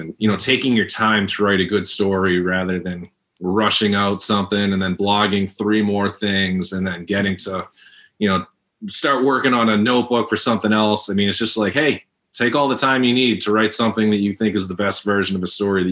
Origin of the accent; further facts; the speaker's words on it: Lowell, Massachusetts, United States; I grew up in Lowell.